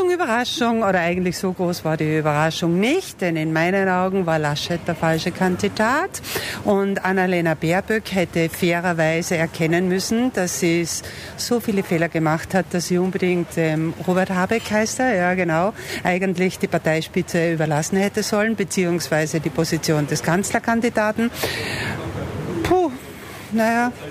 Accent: Austria; Das sage jetzt ich als Österreicherin, aber ich interessiere mich auch für deutsche Politik.

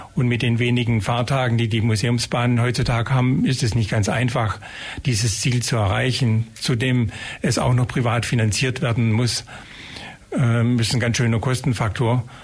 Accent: Geislingen an der Steige, Baden-Württemberg, Germany; also born or lived in Ulm; ich bin ja eigentlich in Geislingen geboren und mit dem Zuzug nach Ulm

